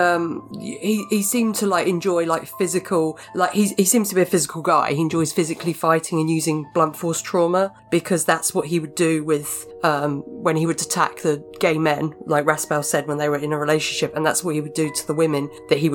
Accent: United Kingdom; Speaking as a British person

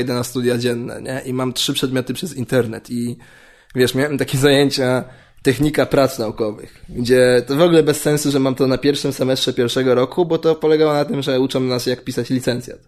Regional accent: Warsaw, Masovian Voivodeship, Poland; pochodzę, nie pochodzę z- nie z południa Warszawy, ale tam się wychowałem

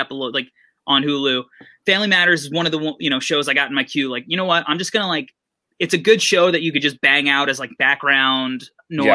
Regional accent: Long Island, New York, United States; also born or lived in Brooklyn; I'm from Long Island. I spent a good amount of time throughout my life in Brooklyn

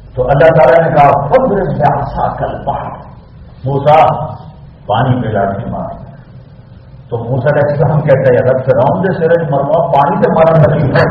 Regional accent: Multan, Punjab, Pakistan; میرا ضلع ملتان ہے

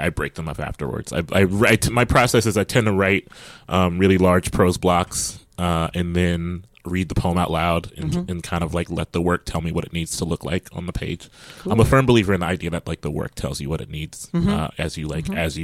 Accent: Columbus, Ohio, United States; I'm from Columbus, Ohio, and one of my mentors is Scott Woods

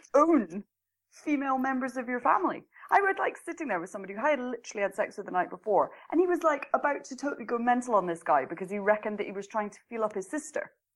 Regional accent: Scotland, United Kingdom; moved away as an adult; now in Norway; I'm in Norway. I come from Scotland, but I live in Norway.

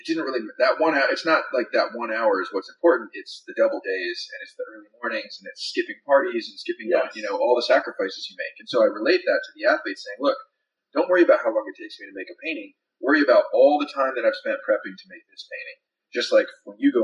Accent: Northern California, United States; I grew up in Northern California

